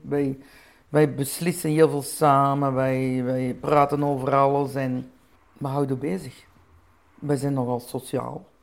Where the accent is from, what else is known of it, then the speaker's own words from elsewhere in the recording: Flanders, Belgium; ik ben een Belgische, mijn man is een Nederlander